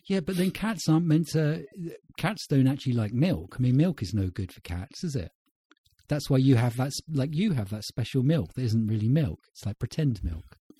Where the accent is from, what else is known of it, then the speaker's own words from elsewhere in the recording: United Kingdom; I'm British